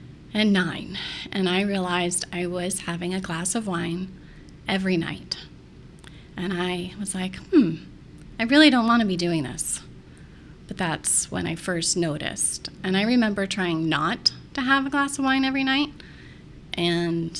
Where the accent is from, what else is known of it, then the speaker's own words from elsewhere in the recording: Central Florida, United States; now in St. Petersburg, United States; We're actually all Floridians. We grew up in Central Florida